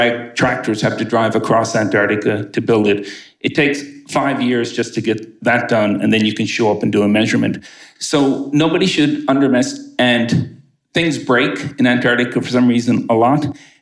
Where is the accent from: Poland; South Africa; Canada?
Canada; now in United States; I'm from Canada.